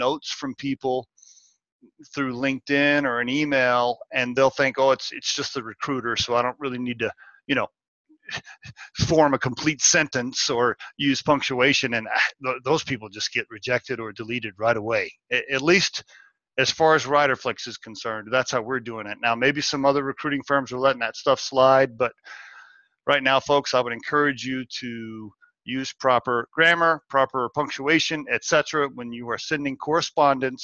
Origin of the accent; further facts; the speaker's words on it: Oklahoma, United States; growing up in Oklahoma and getting a so-so education